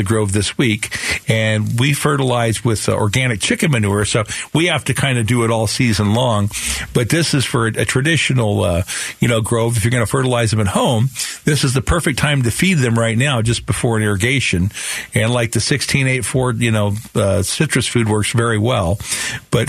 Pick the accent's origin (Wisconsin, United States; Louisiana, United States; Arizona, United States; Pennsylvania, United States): Arizona, United States; Sunnyslope; when I grew up with them in Sunny Slope